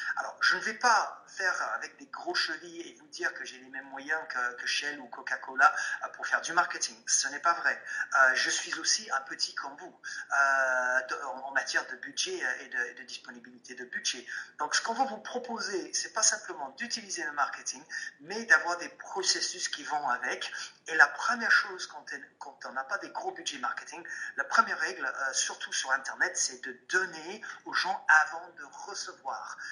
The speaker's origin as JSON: {"language": "French", "region": "England", "country": "United Kingdom", "second_language": "French", "said": "je suis anglais"}